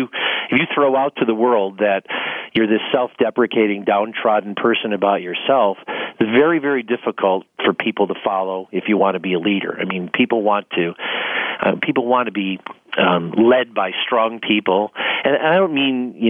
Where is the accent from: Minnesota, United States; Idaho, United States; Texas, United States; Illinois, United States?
Illinois, United States; Bellwood; also born or lived in Arizona; I grew up in Bellwood, Illinois, which is a very lower middle class area. It's just outside the city of Chicago